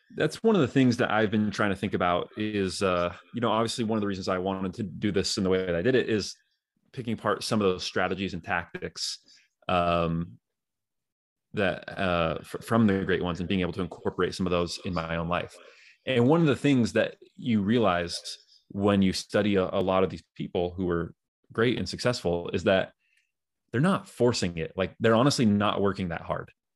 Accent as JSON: {"language": "English", "region": "Northern California", "country": "United States", "tie": "born or raised there", "also_born_or_lived": "Utah", "moved": "as an adult", "said": "I grew up in in Northern California"}